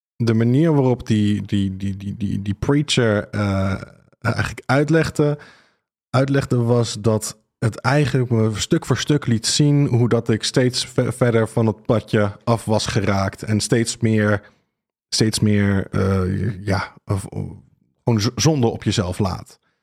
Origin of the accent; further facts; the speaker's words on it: Rhenen, Utrecht, Netherlands; Ik, ik kom uit Renen. ik ben er ook opgegroeid